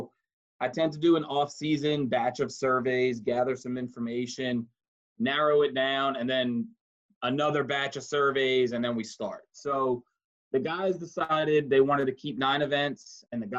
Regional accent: New York City, New York, United States; moved away as an adult; I'm from New York City, so there was no, I had never been in a kayak. I grew up fishing in the ocean for bluefish and flounder and what we called fluke back home, us Yankees

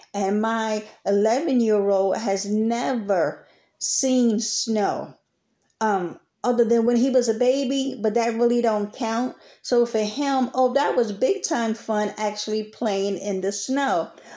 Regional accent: New York City, New York, United States; moved away as an adult; now in Texas, United States; Although I am from New York, Brooklyn, New York City, I have transplanted myself down here in Texas

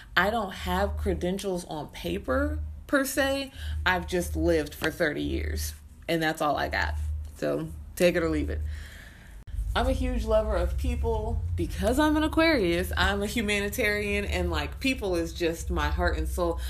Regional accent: Arkansas City, Kansas, United States; I was born and raised in Arc City, Kansas

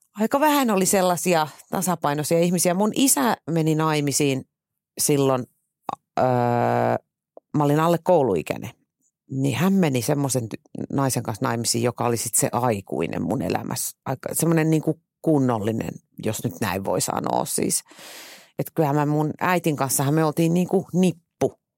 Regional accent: Tuusula, Uusimaa, Finland; moved away; mä muutin Tuusulasta maalta käytännössä kaupunkiin

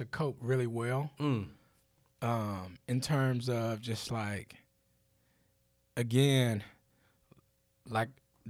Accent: Laurinburg, North Carolina, United States; I'm from Laurinburg. this is why I act like this. But I think Laurinburg gave me everything I have now.

